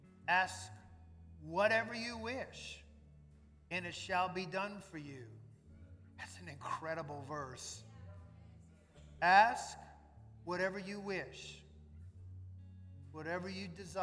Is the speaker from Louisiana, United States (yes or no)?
yes; New Orleans, Louisiana, United States; When Suzette and I were growing up in New Orleans